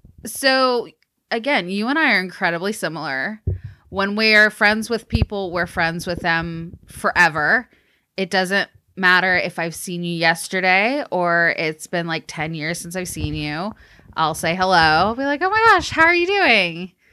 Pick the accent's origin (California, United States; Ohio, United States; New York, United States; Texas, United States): Texas, United States; born there; I mean, I was born in Texas. You know, got to give it up a little bit.